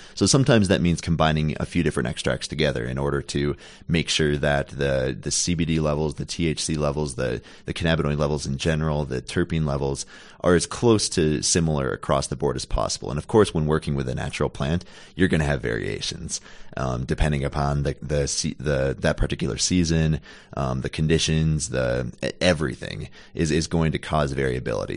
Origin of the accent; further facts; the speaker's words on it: Minnesota, United States; Born and raised in Minnesota and went to school there, went to college there.